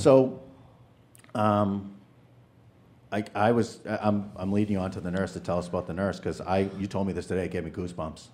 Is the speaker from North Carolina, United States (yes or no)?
no; New Hampshire, United States; I'm from New Hampshire